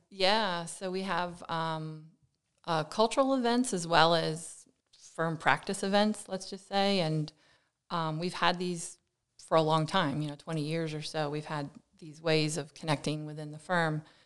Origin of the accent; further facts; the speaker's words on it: Lehigh Valley, Pennsylvania, United States; moved away as an adult; now in New Jersey, United States; I come from the Lehigh Valley in Pennsylvania